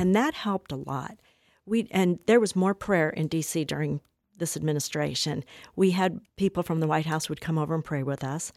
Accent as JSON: {"language": "English", "region": "Colorado", "country": "United States", "also_born_or_lived": "Washington, D.C.", "said": "I'm from Colorado"}